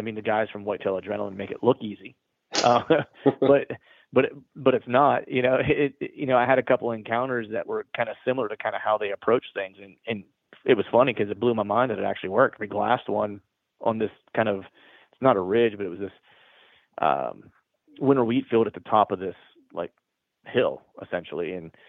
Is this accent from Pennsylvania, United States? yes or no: yes; Pennsylvania, United States; And I grew up in Central/Western PA. So I'm a huge Steeler fan.